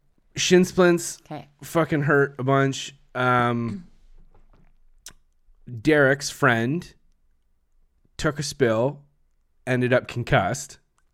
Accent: Canada; We're so Canadian. Throw on our toque there

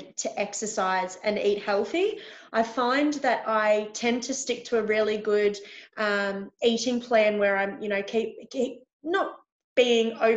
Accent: Victoria, Australia; I'm from Victoria in Australia.

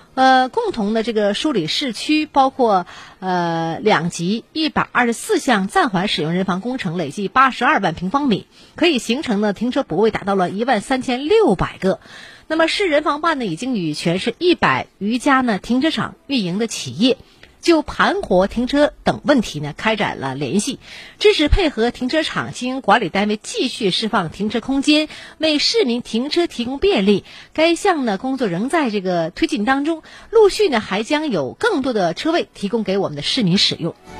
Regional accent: Shenyang, Liaoning, China; 咱们东北人呢，我觉得尤其沈阳人

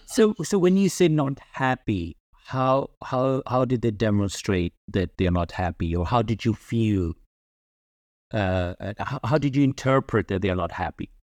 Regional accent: United Kingdom; moved away as an adult; now in Germany; I am British. I've lived in the U K for many years, and now I live in Germany.

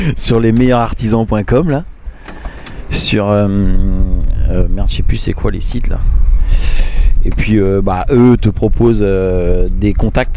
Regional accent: Picardy, Hauts-de-France, France; moved away as an adult; Né, en Picardie, euh, d'une maman martiniquaise, d'un papa belge

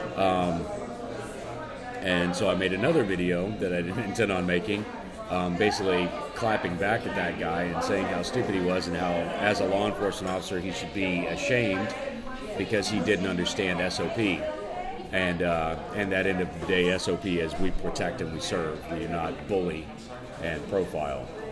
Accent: Cajun, Louisiana, United States; I am Cajun

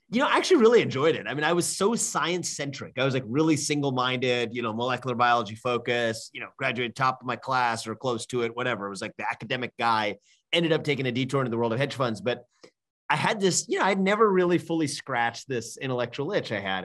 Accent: Cincinnati, Ohio, United States; moved away as an adult; also born or lived in Northeast US; I was born and raised in Cincinnati, Ohio

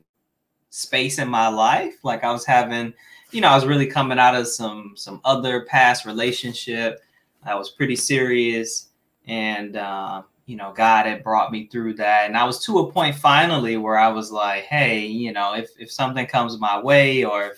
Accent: Midwest, United States; I'm from the Midwest.

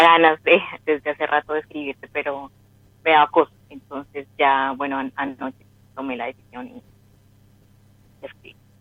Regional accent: Colombia; De Colombia.

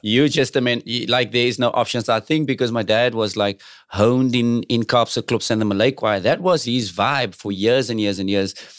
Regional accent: Cape Town, Western Cape, South Africa; I'm from South Africa

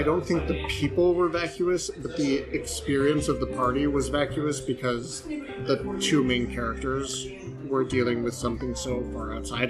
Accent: United States; As I say this as an ugly American.

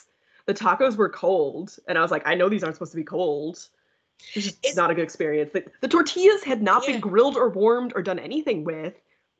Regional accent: Michigan, United States; also born or lived in Lubbock, Texas; now in Texas, United States; I'm a white lady from Michigan.

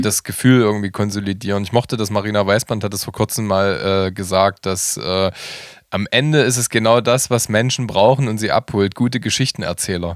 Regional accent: Halle, Saxony-Anhalt, Germany; moved away as an adult; now in Leipzig, Germany; gebürtiger Hallenser und lebe ist, äh, ist seit 17 Jahren in Könnewitz

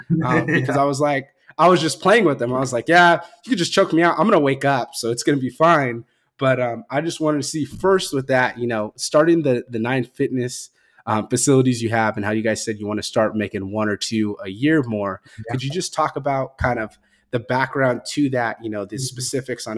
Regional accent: Fresno, California, United States; also born or lived in Kingsburg, California / San Diego area, California; I'm actually from Fresno originally, and then I went to school in Kingsburg

